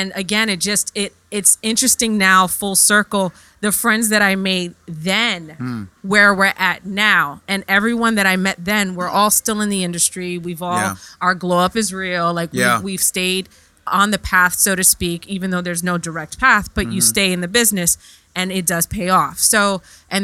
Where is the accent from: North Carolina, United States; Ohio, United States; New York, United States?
New York, United States; New York City; also born or lived in London; I am from the Bronx of New York, born and raised